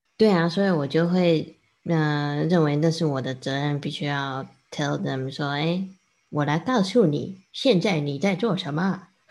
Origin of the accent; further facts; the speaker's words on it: Taiwan; Chinese is a second language; also born or lived in United States; 我刚刚也是在美国成长的，然后后来到 二三年级回台湾。然后那时候我，呃，不，不太会讲中文，讲得不太好